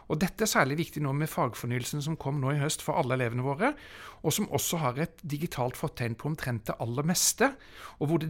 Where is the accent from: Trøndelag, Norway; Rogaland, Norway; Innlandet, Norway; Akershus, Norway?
Akershus, Norway; Bærum; i Bærum også, der jeg kommer fra.